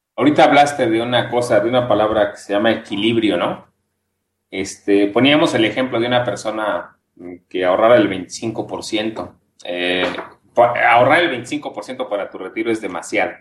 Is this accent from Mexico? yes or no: yes; Mexico